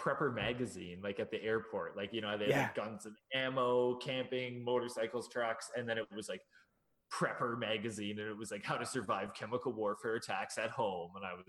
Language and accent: English; Nova Scotia, Canada; we're from Canada, they were like, Trailer Park Boys? I'm like, dude, that's actually from our province and like our city.